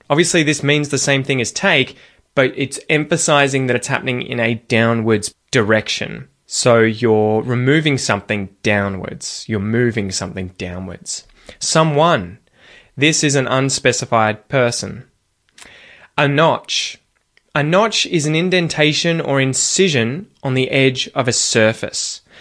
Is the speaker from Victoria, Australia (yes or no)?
yes; Geelong, Victoria, Australia; accent: Australian; my hometown of Geelong